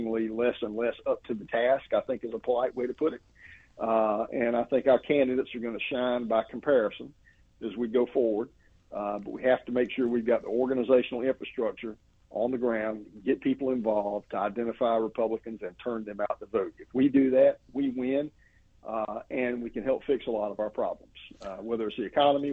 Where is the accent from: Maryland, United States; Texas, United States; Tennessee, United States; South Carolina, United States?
South Carolina, United States; my home state, South Carolina